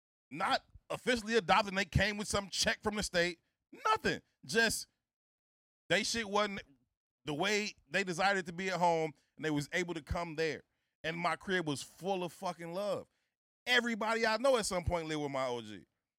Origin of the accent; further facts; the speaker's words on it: Chicago, Illinois, United States; I'm from the South Side of Chicago. I don't come from, you know, this extravagant, luxurious lifestyle.